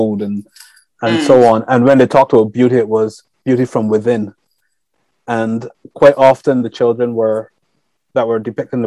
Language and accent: English; Barbados; also born or lived in Europe; now in United Kingdom; growing up in the Caribbean